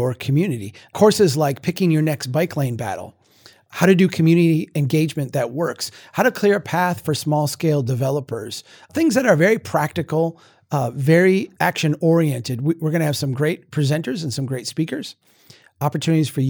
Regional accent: Minnesota, United States; I'm from Minnesota

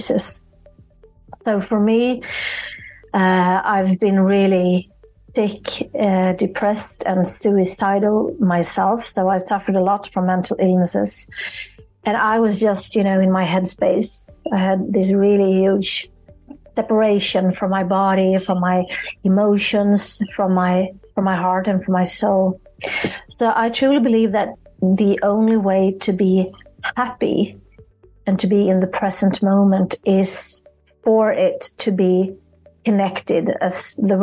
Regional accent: Sweden; I'm from Sweden

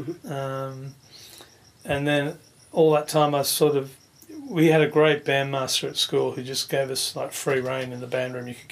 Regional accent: Fairfield, New South Wales, Australia; And yeah, I was born and raised in Fairfield.

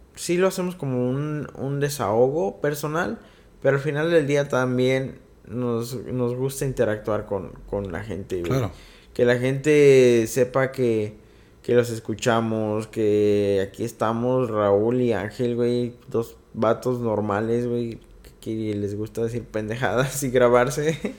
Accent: Mexico City, Mexico; Y yo, yo soy chilango

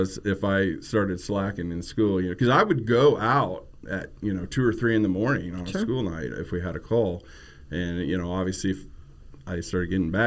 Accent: Emporia, Kansas, United States; I grew up in Emporia, Kansas

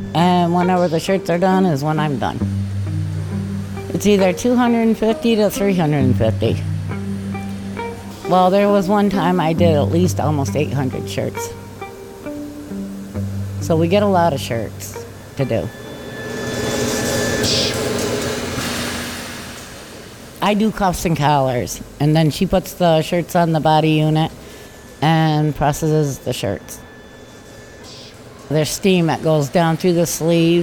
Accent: Lansing, United States; moved away as an adult; now in Ithaca, United States; I'm originally from Lansing, but I moved to Ithaca to take care of my daughter

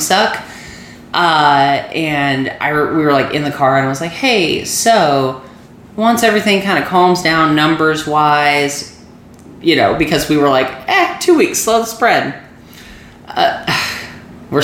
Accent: Missouri, United States; I'm from Missouri

